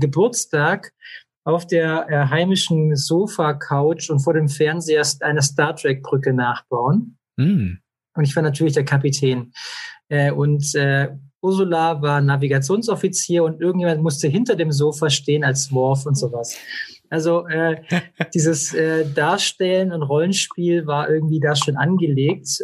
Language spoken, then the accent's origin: German; Esslingen, Baden-Württemberg, Germany; ich bin aufgewachsen in Esslingen in der Plinsau Vorstadt